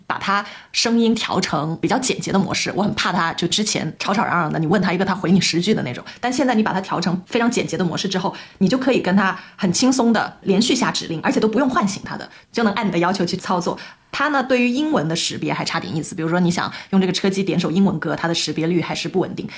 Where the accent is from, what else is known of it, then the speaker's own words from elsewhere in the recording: Guangzhou, Guangdong, China; 我们广州人就主打一个松弛感嘛